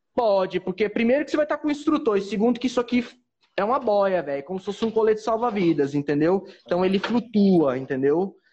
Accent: Goiânia, Goiás, Brazil; also born or lived in Santos; now in Fernando de Noronha, Brazil; sou natural de Goiânia

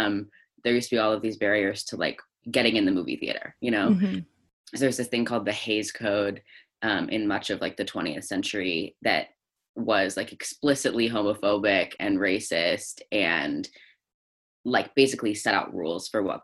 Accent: Northern Alberta, Canada; moved away; I grew up mostly in Northern Alberta in Canada

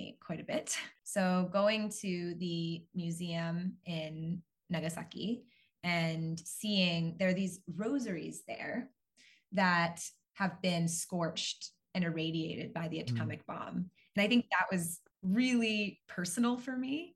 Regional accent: Boston, Massachusetts, United States; moved away as an adult; now in Japan; I'm originally from Boston in the United States.

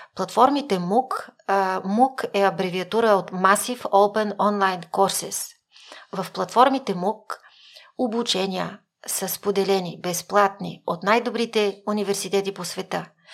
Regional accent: Kyustendil Province, Bulgaria; Аз съм учила първо в а, 6-то основно училище в град Кюстендил, родена съм в Кюстендил, до 4-ти клас

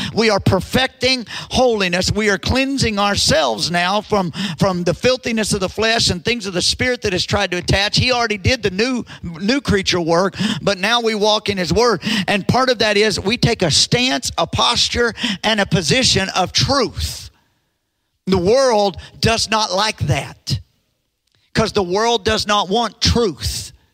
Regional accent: United States; as an American

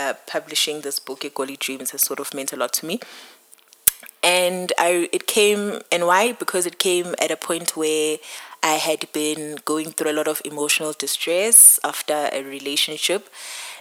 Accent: Pietermaritzburg, KwaZulu-Natal, South Africa; moved away; I am from Pietermaritzburg originally

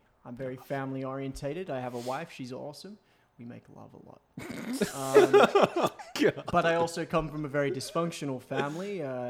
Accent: Australia; I'm from Australia.

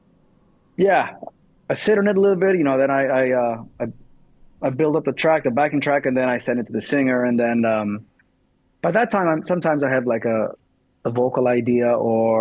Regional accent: Thessaloniki, Central Macedonia, Greece; I'm from Thessaloniki

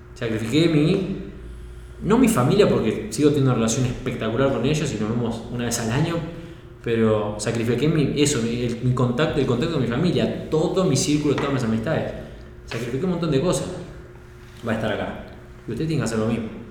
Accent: Uruguay; moved away as an adult; also born or lived in Norway; now in Sweden; yo soy uruguayo

